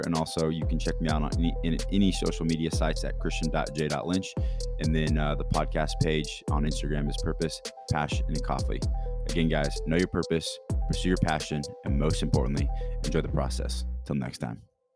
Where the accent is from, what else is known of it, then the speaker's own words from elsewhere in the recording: Kansas City, Missouri, United States; I'm from Kansas City, Missouri